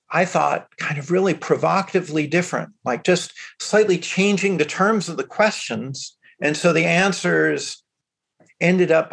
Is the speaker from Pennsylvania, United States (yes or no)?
no; Chicago, Illinois, United States; moved away; growing up in Chicago that a lot of the Chinese American kids, I had a lot in common with them